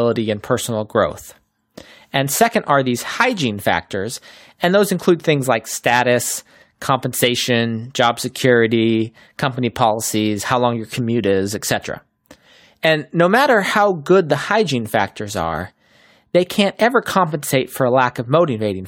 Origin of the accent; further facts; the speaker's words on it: Chapel Hill, North Carolina, United States; I grew up in Chapel Hill